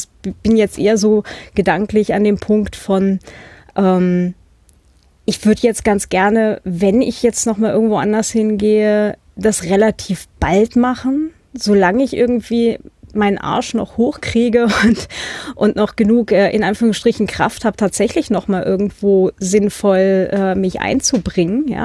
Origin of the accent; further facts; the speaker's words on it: Hannover, Lower Saxony, Germany; moved away as an adult; now in Vienna, Austria; Studium hatte ich zwar gerade durch, das hatte ich halt noch in der Gegend gemacht, wo ich herkomme, also Hannover, und bin dann äh, zum Doktorat nach Wien.